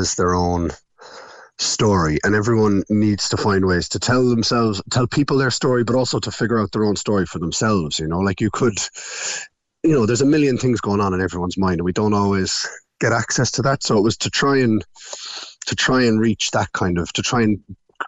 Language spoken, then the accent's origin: English; Passage West, Munster, Ireland; also born or lived in Galway / Dublin / London / Catalonia; So I grew up in Passage, and what age was I? Maybe 18, turning 19, out the door.